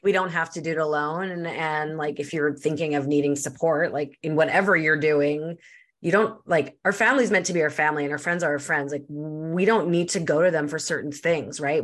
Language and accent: English; Canada; I'm Canadian.